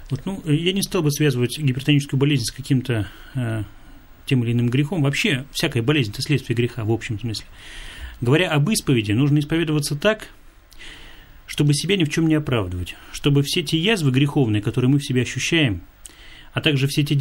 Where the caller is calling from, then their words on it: Krasnodar Krai, Russia; Здравствуйте … из Краснодарского края.